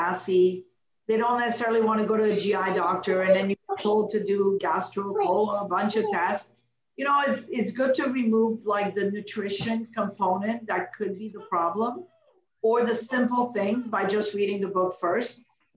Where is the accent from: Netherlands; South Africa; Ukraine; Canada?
Canada; also born or lived in Morocco; I'm not American. I'm a Canadian, but I was born in Morocco